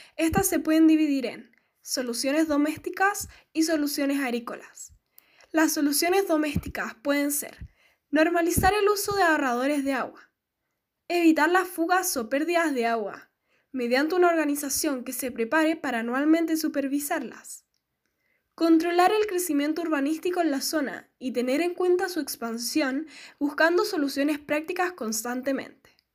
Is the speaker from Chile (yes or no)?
yes; Chile; ayudemos todos unidos como chilenos